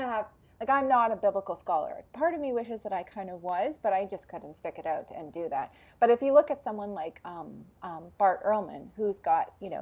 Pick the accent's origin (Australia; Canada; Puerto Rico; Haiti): Canada; I'm Canadian